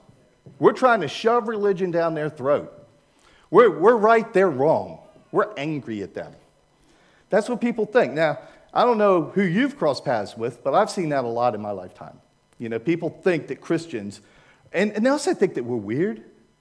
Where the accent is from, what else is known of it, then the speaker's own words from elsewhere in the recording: Maryland, United States; I was raised in Maryland, right in the middle, so I don't have a northern and I don't have a southern accent.